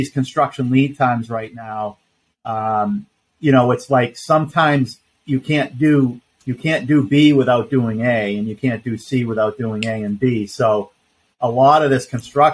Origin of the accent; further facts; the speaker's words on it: Boston, Massachusetts, United States; also born or lived in Vermont; now in Vero Beach, United States; I'm from Boston originally